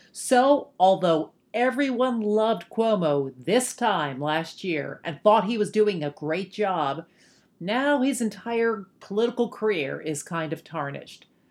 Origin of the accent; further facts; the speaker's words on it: New York City, New York, United States; as a New Yorker